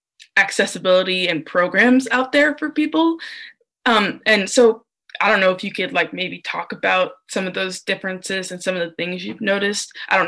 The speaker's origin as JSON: {"language": "English", "town": "Portland", "country": "United States", "moved": "as an adult", "lives_now": "Galesburg, United States", "said": "I'm from Portland, and which is a much bigger city than Galesburg."}